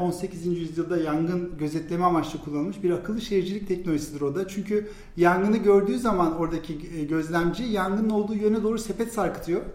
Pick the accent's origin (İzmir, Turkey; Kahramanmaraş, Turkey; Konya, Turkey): İzmir, Turkey; moved away as an adult; now in Istanbul, Turkey; 1979 ee, İzmir doğumluyum